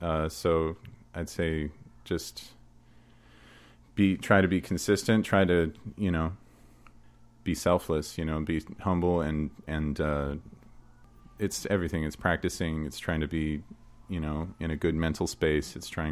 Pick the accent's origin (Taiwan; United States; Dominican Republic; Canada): Canada